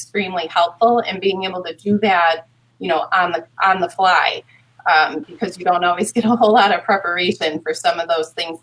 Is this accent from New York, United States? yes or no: yes; Hamburg, New York, United States; I'm from this community and because I live in this community